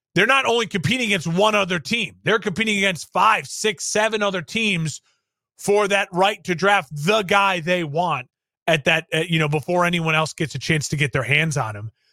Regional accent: Illinois, United States; growing up in Illinois

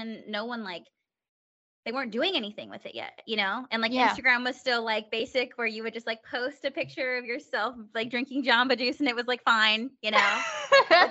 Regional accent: Stockton, California, United States; moved away as an adult; also born or lived in San Diego; now in Pennsylvania, United States; I'm from Stockton, so that's Sacramento area.

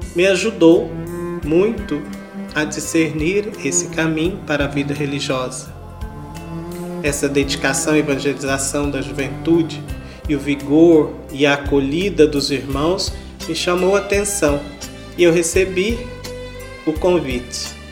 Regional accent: Guapé, Minas Gerais, Brazil; Minha atuação na paróquia São Francisco de Assis, em Guapé, onde eu nasci e cresci

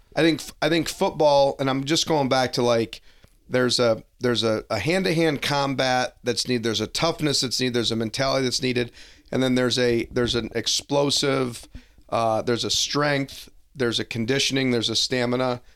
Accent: Detroit, Michigan, United States; growing up in Detroit, a lot of kids played hockey

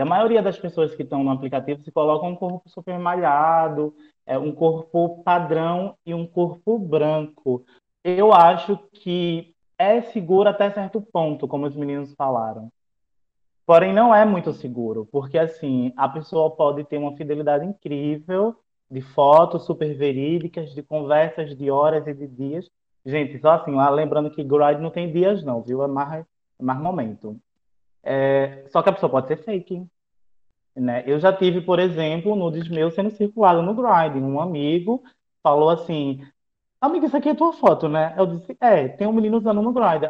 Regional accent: Alhandra, Paraíba, Brazil; moved away; Venho de Alhandra, cidade da Jurema

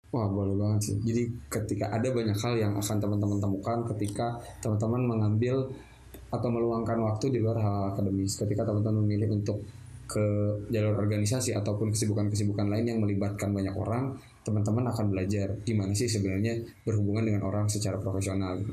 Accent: Bandung, West Java, Indonesia; Saya lahir di Bandung

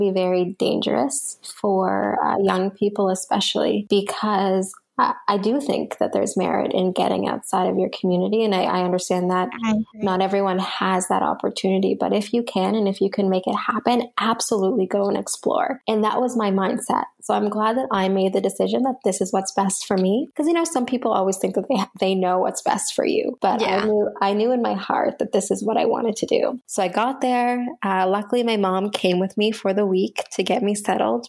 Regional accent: Canada; here in North America or as a Canadian

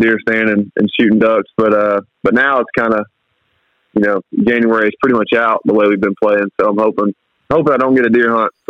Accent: South Mississippi, United States; I grew up in South Mississippi

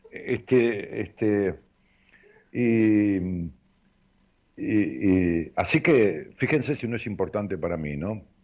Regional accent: Ramos Mejía, Buenos Aires Province, Argentina; Eh, en mi pueblo, allá en Ramos Mejía, o, en, las, en las localidades linderas, en Aedo, si vas a la estación de Ramos Mejía

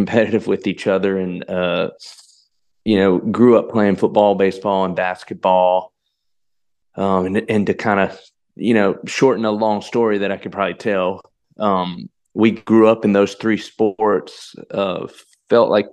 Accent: Kernersville, North Carolina, United States; moved away; born and raised right there in Kernsville

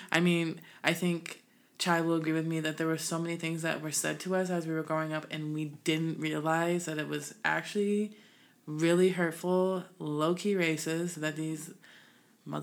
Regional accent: Illinois, United States; also born or lived in West Coast; now in US West Coast; I'm originally from Illinois, Midwest, but now we west-siding it

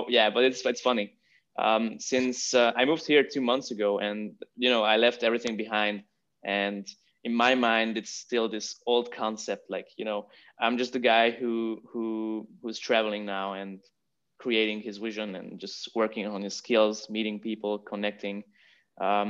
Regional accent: Hungary; moved away as an adult; also born or lived in Vienna, Austria; now in Barcelona, Spain; I'm originally from Hungary. I was born and raised in Hungary, went to university there

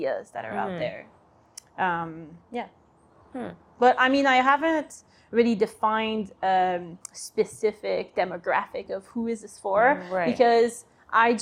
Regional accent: Quebec City, Quebec, Canada; moved away; I'm from Quebec City

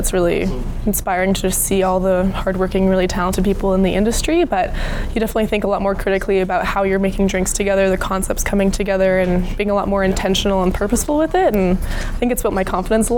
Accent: Edmonton, Alberta, Canada; now in Victoria, Canada; I'm from Edmonton originally, but I am currently living and working in Victoria, British Columbia.

